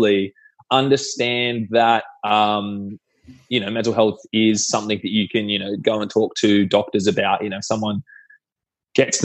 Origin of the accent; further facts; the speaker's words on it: Sydney, New South Wales, Australia; I'm from Sydney